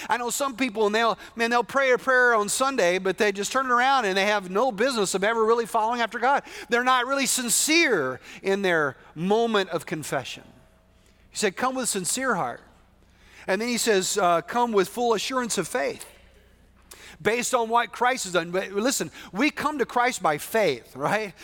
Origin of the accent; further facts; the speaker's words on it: West Texas, United States; I'm from West Texas, which is very different